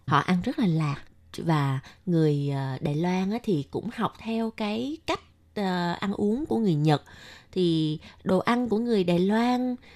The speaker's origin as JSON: {"language": "Vietnamese", "country": "Vietnam", "moved": "yes", "lives_now": "Taiwan", "said": "người Việt Nam mình"}